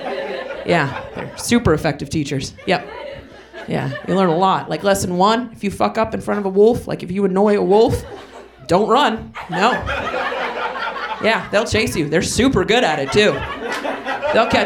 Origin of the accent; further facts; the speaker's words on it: southwest Oregon, United States; now in Portland, United States; I'm not from Portland, but I am from Oregon, so I get a pass. You understand? I grew up southwest in the corner of bumfuck and nowhere